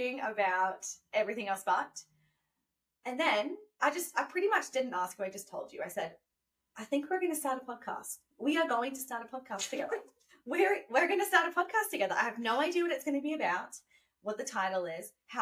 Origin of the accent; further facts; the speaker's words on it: Gold Coast, Queensland, Australia; moved away as an adult; now in Los Angeles, United States; I'm from the Gold Coast